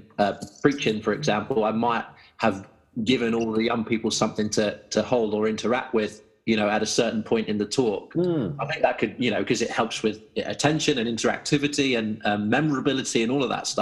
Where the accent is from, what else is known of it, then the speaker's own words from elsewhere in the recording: Malvern, West Midlands, United Kingdom; our youth ministry in my hometown here in Malvern